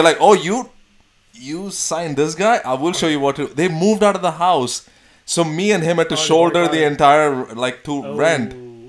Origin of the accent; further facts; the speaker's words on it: Bangalore, Karnataka, India; now in United States; I'm from Bangalore, South India, South India.